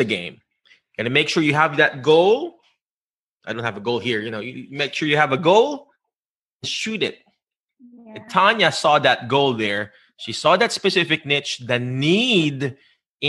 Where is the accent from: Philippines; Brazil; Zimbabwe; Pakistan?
Philippines; accent: Filipino; English is a second language; moved away; found my unique voice being a Filipino, Filipino accent voice of the Filipino people